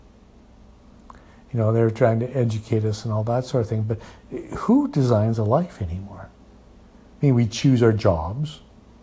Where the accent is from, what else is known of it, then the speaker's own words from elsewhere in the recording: Edmonton, Alberta, Canada; moved away as an adult; also born or lived in Calgary; now in Red Deer, Canada; I was born in Edmonton, and so, you know, I went to school in Edmonton, and then, you know, I, as an older teenager, I got jobs in Edmonton